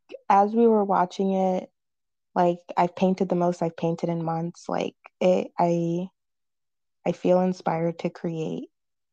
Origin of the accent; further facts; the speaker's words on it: Florida, United States; I'm from Florida